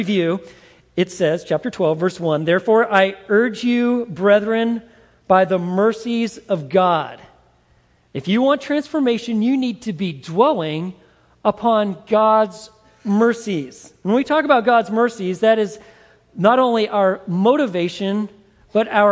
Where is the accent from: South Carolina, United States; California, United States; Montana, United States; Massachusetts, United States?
Montana, United States; When I was a young boy growing up in Montana